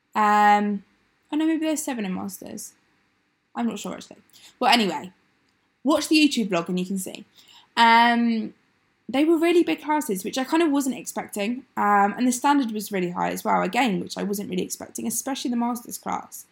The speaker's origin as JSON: {"language": "English", "town": "Exeter", "region": "South West England", "country": "United Kingdom", "moved": "as an adult", "lives_now": "Sunderland, United Kingdom", "said": "I'm from Exeter"}